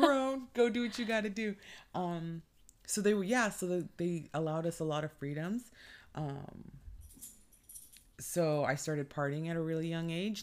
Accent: California, United States; born and raised in California, never wanna leave it

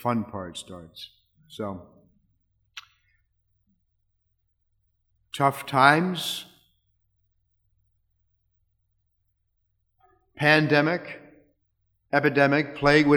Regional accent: Arlington, Virginia, United States; moved away as an adult; now in Denver, United States; I'm from Arlington, but I've been in Denver for the past 10 years

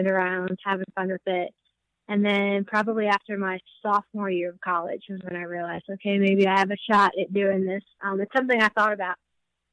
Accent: New Jersey, United States; I'm from New Jersey, so it kind of feels a little bit like home

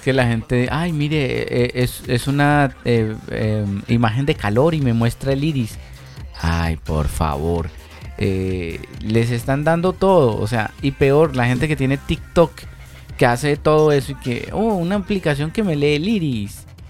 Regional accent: Chile

